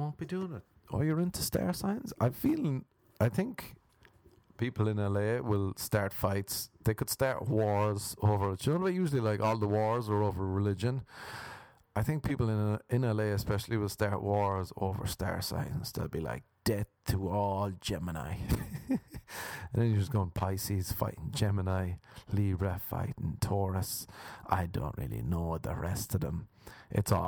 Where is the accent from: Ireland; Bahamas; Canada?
Ireland; now in Los Angeles, United States; We're Irish